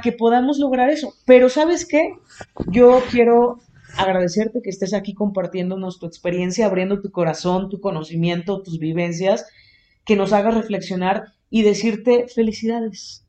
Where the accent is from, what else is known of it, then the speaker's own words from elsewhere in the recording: Xalapa, Veracruz, Mexico; yo vengo de Jalapa, Veracruz